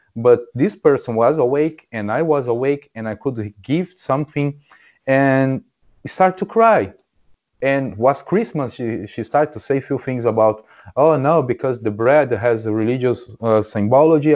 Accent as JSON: {"language": "English", "country": "Brazil", "second_language": "English", "moved": "yes", "said": "I'm from Brazil"}